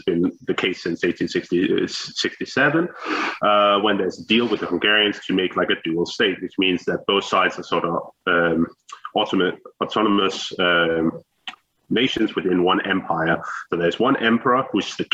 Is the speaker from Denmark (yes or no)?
yes; Denmark; I am a historian from Denmark. It's just north of Copenhagen